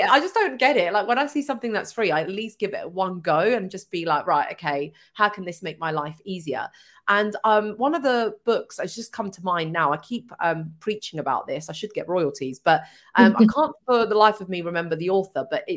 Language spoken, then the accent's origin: English; Hitchin, East of England, United Kingdom; I'm from Hitchin.